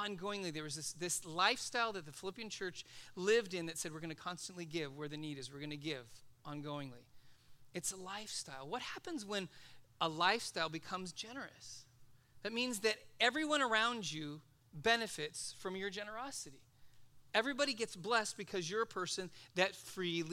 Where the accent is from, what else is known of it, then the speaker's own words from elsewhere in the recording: Los Angeles, California, United States; I grew up in Van Nuys